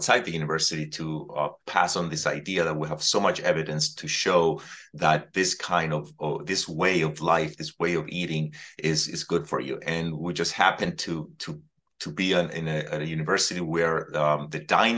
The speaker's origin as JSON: {"language": "English", "country": "Cyprus", "tie": "born or raised there", "moved": "as an adult", "lives_now": "United States", "said": "born and raised in the Mediterranean on the island of Cyprus, I came to the United States to study and I stayed since"}